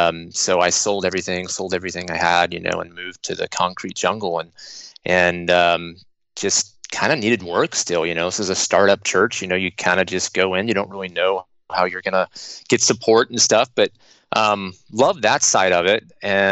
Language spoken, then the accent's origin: English; Austin, Texas, United States; born there; I was born in Austin, Texas